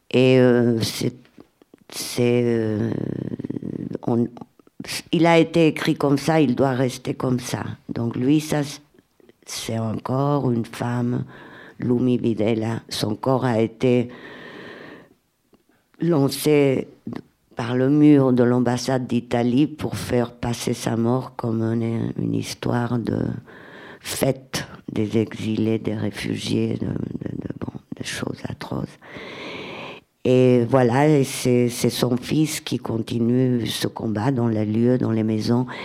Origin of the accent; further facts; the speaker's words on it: Catalonia, Spain; French is a second language; Je viens d'Espagne, là, de Catalogne. C'est horrible comment ça s'est passé en Espagne.